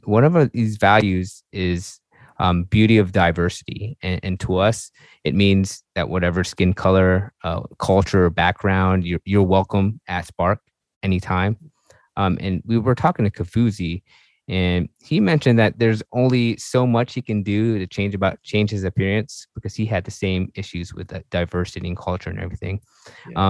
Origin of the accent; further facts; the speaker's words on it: Virginia, United States; we're actually from Virginia